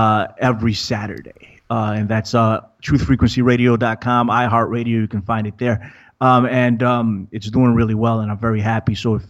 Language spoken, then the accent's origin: English; New York, United States; And I'm from New York, so that's my thing.